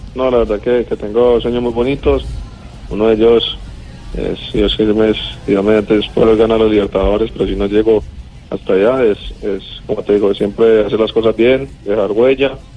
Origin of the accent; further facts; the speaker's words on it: Colombia; now in Argentina; como todo colombiano